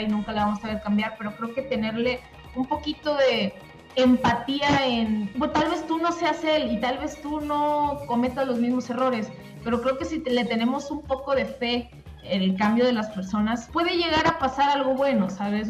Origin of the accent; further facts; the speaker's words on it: Monterrey, Nuevo León, Mexico; moved away; yo crecí en Monterrey, yo soy de Monterrey